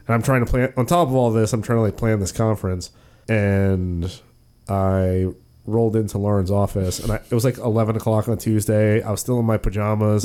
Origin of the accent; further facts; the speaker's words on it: Gaithersburg, Maryland, United States; moved away as an adult; also born or lived in York, Pennsylvania; I grew up in Gaithersburg, Maryland, which is about twenty miles northwest of Washington, D C. I lived there from zero